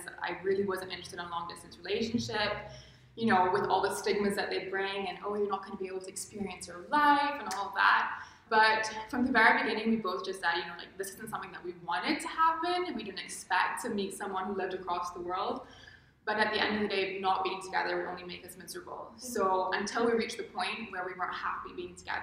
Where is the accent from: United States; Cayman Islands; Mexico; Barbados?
Barbados; also born or lived in London; I'm from Barbados